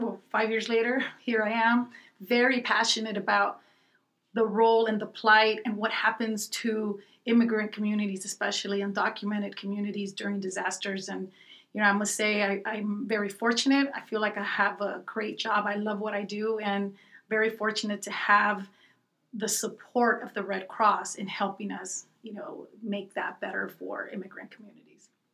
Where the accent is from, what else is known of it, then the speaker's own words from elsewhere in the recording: Los Angeles, California, United States; also born or lived in Guadalajara, Mexico; I grew up in the Pico Union area of Los Angeles